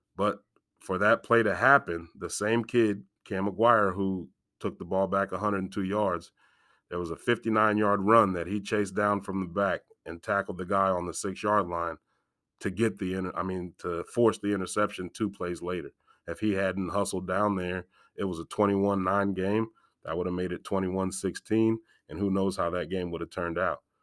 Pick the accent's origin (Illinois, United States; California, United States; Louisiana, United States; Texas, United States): Illinois, United States; Galesburg; I was born and raised in Galesburg